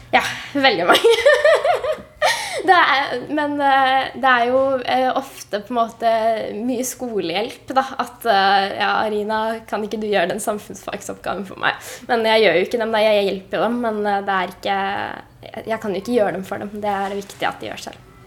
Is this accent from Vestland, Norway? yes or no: no; Oslo, Norway; jeg kommer jo fra Høybråten